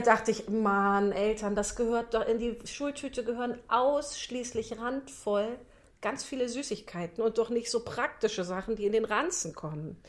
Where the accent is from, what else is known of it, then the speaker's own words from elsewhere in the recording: Rheinbach, North Rhine-Westphalia, Germany; ich komme ja aus Rheinbach